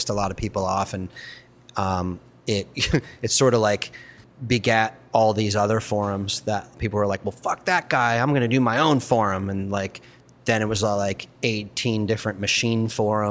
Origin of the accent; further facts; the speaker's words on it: Baltimore, Maryland, United States; My buddy Aaron, who I grew up with in Baltimore